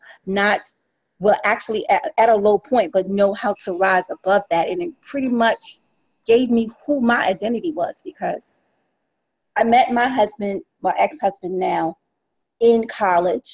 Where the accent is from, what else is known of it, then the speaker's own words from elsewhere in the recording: South Carolina, United States; now in New York City, United States; I am from South Carolina originally, from a rural farm